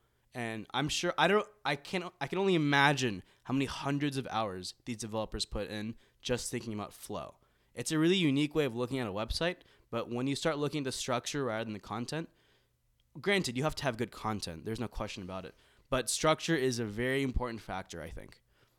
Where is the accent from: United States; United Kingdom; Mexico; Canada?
United States; Philadelphia, Pennsylvania; born there; I was born in Philadelphia.